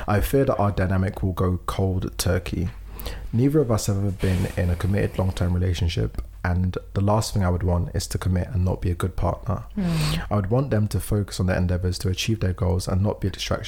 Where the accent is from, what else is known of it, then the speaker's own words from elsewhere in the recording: Philadelphia, Pennsylvania, United States; A little bit about me. I'm 19, black, born and raised in Philadelphia, and go by she, they pronouns.